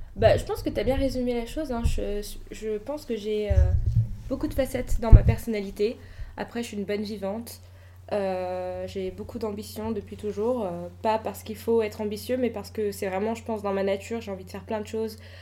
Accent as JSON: {"language": "French", "town": "Le Blanc-Mesnil", "region": "Île-de-France", "country": "France", "tie": "born or raised there", "said": "j'ai grandi au Blanc-Ménil"}